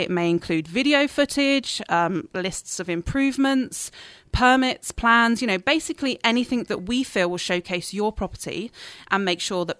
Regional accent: Dorset, South West England, United Kingdom; now in Canada; It's actually the south coast. It's the county of Dorset.

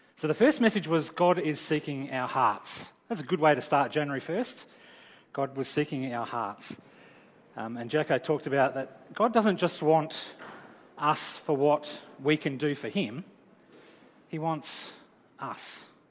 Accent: Australia

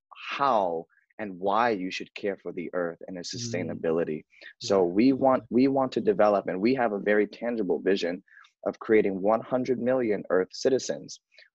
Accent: New York City, New York, United States; I grew up in New York, Bronx, New York

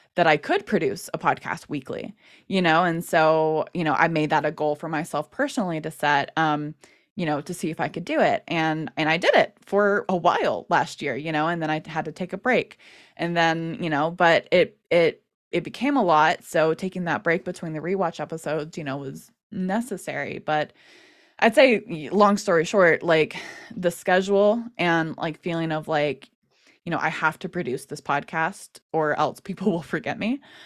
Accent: United States; being an American Wings fan

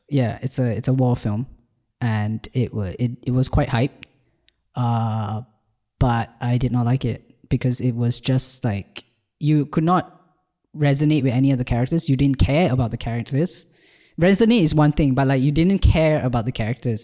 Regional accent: Malaysia; born or raised there; moved away as an adult; now in Ireland

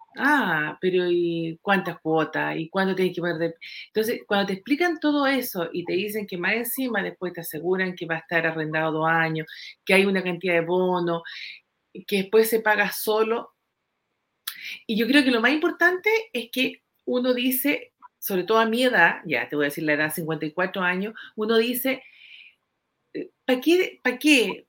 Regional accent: Puerto Varas, Los Lagos, Chile; soy de Puerto Varas

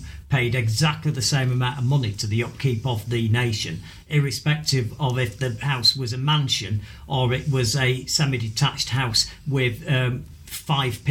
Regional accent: Manchester, North West England, United Kingdom; We are two sort of kind of honest-in-your-face Mancunians, Northern Britain, if people don't know in America what that means. We are from Manchester in the UK

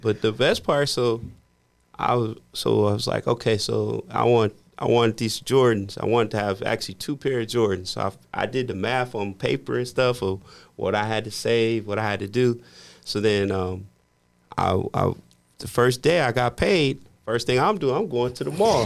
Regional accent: Midwest, United States; I grew up in the Midwest

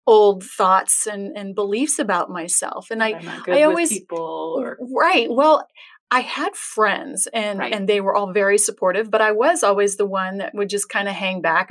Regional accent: Tempe, Arizona, United States; also born or lived in Scottsdale, Arizona / Flagstaff, Arizona / California; I am a native Arizonan. Mm-hmm. I was born in Scottsdale and okay. raised in Tempe

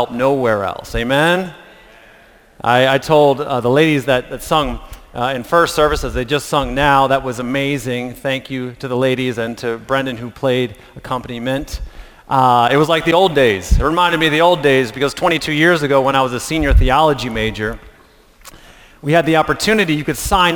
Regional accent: Reading, Pennsylvania, United States; moved away; I grew up with Teresa in Pennsylvania, going to Reading Junior Academy together

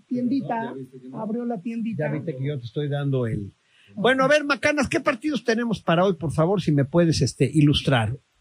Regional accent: Mexico; Soy orgullosamente mexicano

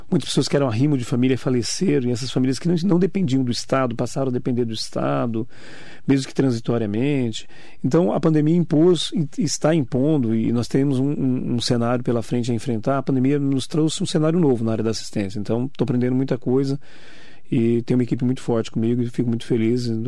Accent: Poá, São Paulo, Brazil; Sou de Poá, 52 anos de vida, sou lá de Poá, eu, minha esposa, minhas crianças

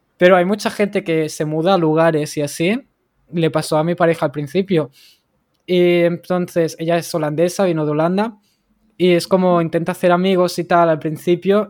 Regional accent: Barcelona, Catalonia, Spain; yo soy de Barcelona

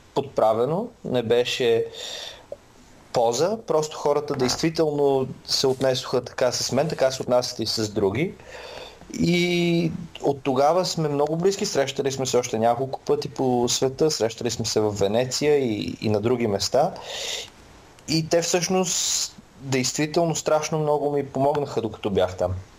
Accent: Samokov, Sofia Province, Bulgaria; moved away as an adult; now in England; Аз съм от Самоков

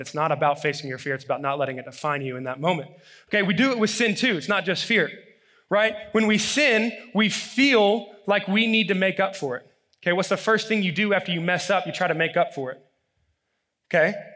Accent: Alabama, United States; moved away as an adult; now in California, United States; growing up in Alabama

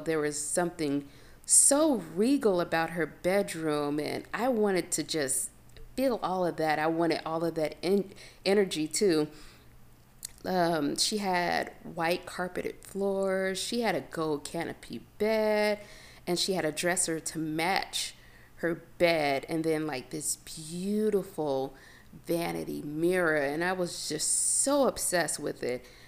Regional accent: Chicago, Illinois, United States; now in Los Angeles, United States; I was born and raised in Chicago. And when anyone asks me where I'm from, I automatically say the South Side

